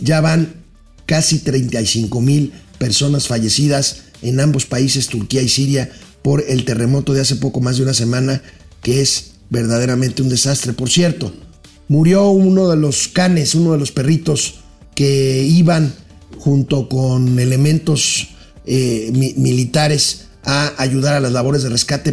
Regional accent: Mexico

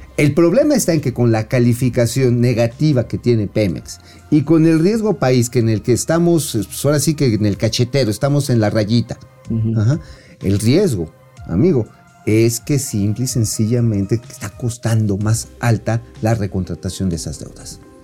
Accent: Tula, Hidalgo, Mexico; ahí de donde yo soy oriundo

